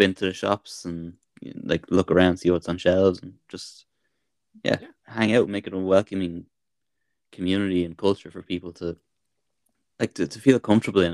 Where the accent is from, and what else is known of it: Dublin, Leinster, Ireland; born or raised there